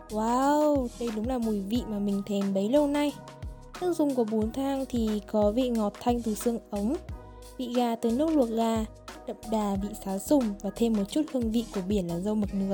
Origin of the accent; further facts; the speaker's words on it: Hanoi, Vietnam; Mặc dù mình là người Hà Nội nhưng mà mình đã bị chặt chém ở chính con phố nộm này đây.